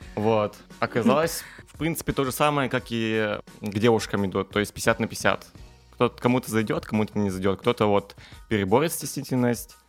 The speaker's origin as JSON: {"language": "Russian", "area": "Zakamsk", "region": "Perm Krai", "country": "Russia", "tie": "born or raised there", "said": "я родом из Икамска, и там как раз-таки окружение немножко другое, чем в центре города"}